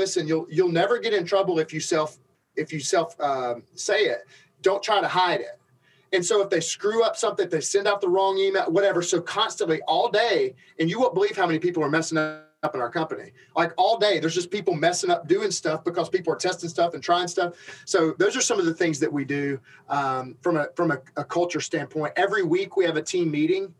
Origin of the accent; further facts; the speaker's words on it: Alabama, United States; I'm from Alabama.